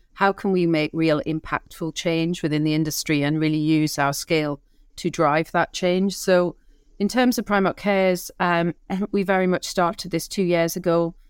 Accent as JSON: {"language": "English", "town": "Newcastle upon Tyne", "region": "North East England", "country": "United Kingdom", "said": "I'm a Geordie."}